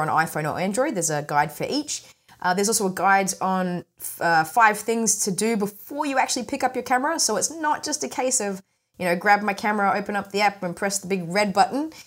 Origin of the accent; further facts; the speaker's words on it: Australia; accent: mumbly; I have a bit of a mumbly kind of accent because I'm Australian